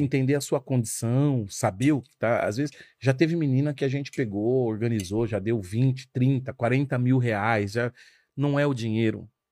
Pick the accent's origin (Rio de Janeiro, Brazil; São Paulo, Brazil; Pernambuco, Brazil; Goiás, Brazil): São Paulo, Brazil; Carapicuíba; a gente cresceu numa Coab. A Coab, seguramente a Coab de Carapicuíba